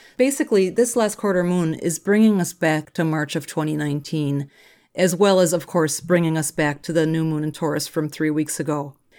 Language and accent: English; Minneapolis, Minnesota, United States; I'm from Minneapolis